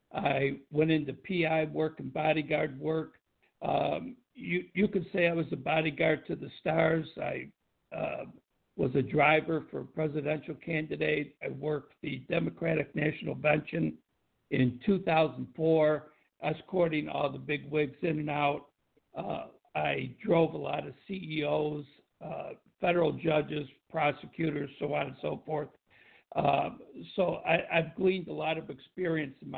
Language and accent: English; Tonawanda, New York, United States; moved away as an adult; also born or lived in Buffalo, New York / Boston, Massachusetts; I grew up in Tonawanda, New York, and I worked as a police officer in the Buffalo area.